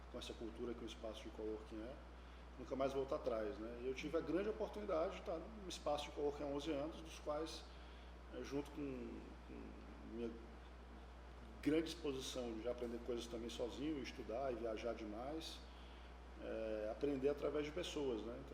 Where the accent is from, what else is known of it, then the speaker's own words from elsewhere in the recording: Ceará, Brazil; sou cearense, né? de pai, mãe, avô e avós.